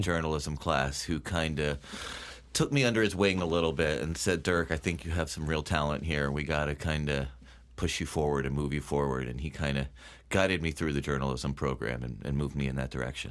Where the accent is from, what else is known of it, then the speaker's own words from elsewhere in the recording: Bethel, Connecticut, United States; I grew up in Bethel